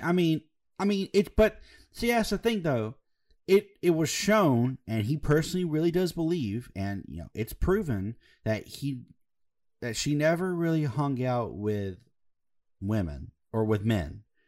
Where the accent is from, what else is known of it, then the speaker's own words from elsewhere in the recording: Alabama, United States; we're from Alabama